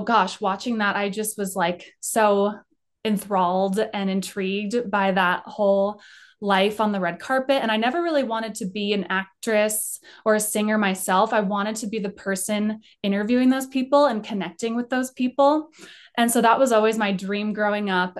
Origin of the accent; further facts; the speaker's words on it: Colorado, United States; I grew up in Colorado.